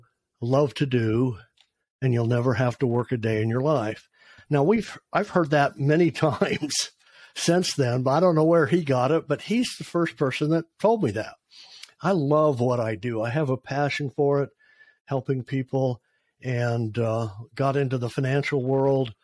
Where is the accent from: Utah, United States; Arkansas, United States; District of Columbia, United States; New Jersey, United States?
Utah, United States; moved away as an adult; now in Texas, United States; I grew up in Utah